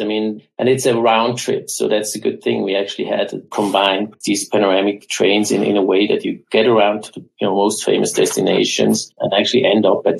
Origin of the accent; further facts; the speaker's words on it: Switzerland; I'm born and raised in Switzerland